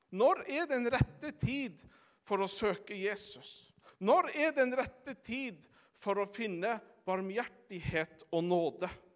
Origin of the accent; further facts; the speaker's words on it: Sommarøy, Troms, Norway; den gamle bedehussangen hjemme på Sommarøya på ettermøtene.